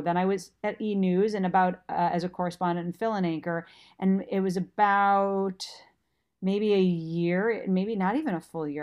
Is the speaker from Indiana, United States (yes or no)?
no; Minnesota, United States; moved away; I was working from Minnesota.